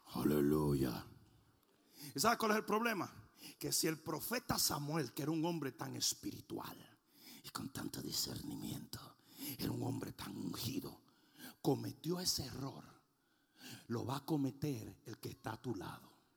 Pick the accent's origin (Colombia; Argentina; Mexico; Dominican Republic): Dominican Republic; now in United States; en mi país